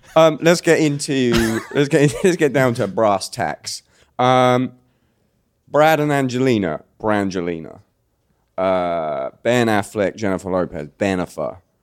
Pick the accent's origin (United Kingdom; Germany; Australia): United Kingdom; accent: British; my real British accent